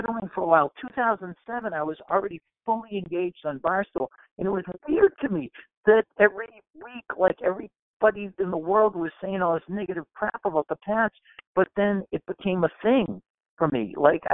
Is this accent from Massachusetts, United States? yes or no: yes; Weymouth, Massachusetts, United States; I'm from Weymouth, Mass